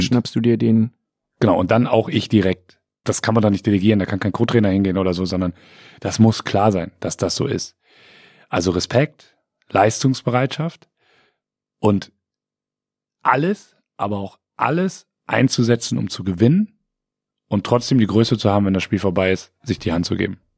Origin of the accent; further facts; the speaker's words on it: Siegen, North Rhine-Westphalia, Germany; also born or lived in Delmhorst; now in Bremen, Germany; ich bin ja Siegerländer, wo wir gerade bei Geburtsorten waren. Ne? Ich komme aus Siegen, habe dann lange in Delmhorst gelebt und jetzt in Bremen.